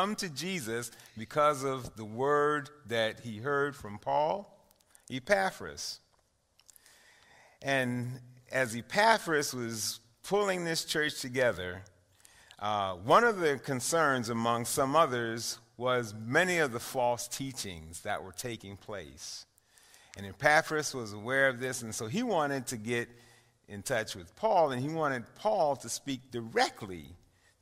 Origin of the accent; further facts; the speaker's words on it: New York City, New York, United States; I grew up in East Harlem until about 15 years ago